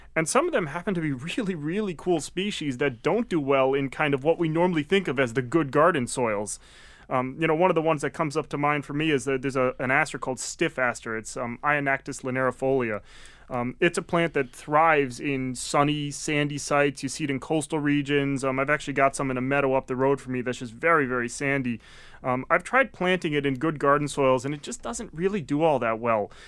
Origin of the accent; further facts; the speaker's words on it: Connecticut, United States; also born or lived in Maine; now in Massachusetts, United States; came down from Maine, um, having actually originally grew up in Connecticut